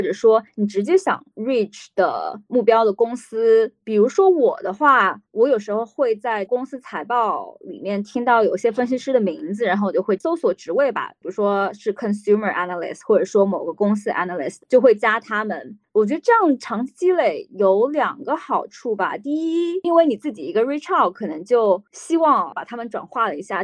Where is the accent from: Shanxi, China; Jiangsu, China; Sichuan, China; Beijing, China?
Jiangsu, China; moved away; 我们家在江苏算是一个小城市